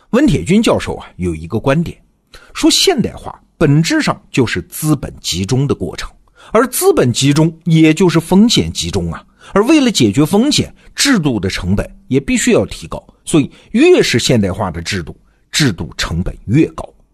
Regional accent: China; 咱们中国的A股

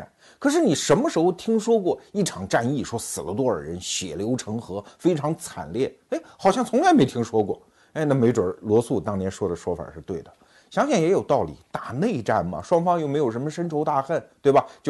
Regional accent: China; 包括我们中国人，

